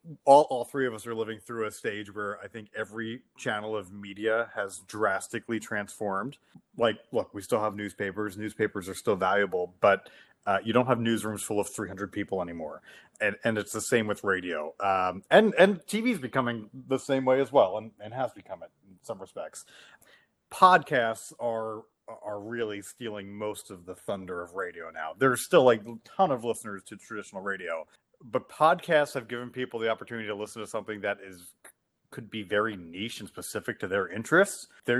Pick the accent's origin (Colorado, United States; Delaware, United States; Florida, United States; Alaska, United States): Delaware, United States; which you guys probably know from growing up in Delaware, like Action News is the leading news station in the Philly area.